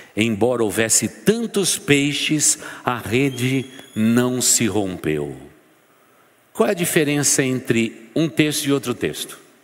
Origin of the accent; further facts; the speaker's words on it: São Paulo, Brazil; Eu sou bem paulistano